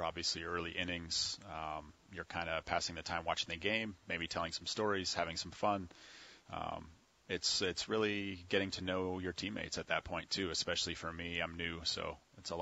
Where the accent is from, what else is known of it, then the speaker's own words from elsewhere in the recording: Port Dover, Ontario, Canada; moved away; My first pitching coach in the hometown of Port Dover, where I grew up, Port Dover, Ontario